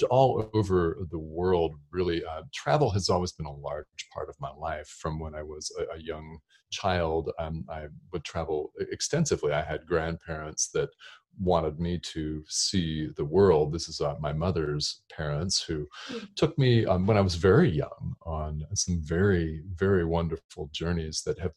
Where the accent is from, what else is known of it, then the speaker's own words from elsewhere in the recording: Albuquerque, New Mexico, United States; moved away; I grew up near here in Albuquerque, New Mexico, just one state over here